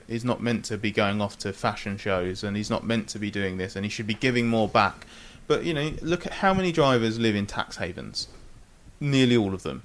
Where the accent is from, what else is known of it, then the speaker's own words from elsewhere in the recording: United Kingdom; moved away as an adult; now in Sweden; my home race